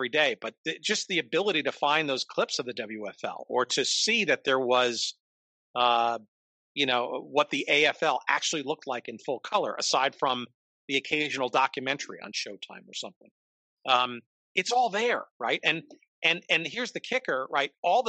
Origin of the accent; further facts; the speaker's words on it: New York, United States; Now, I grew up in New York, so it was on Channel 5 there, the old now Fox station, but the old WNEW television, Metro Media, I guess at the time.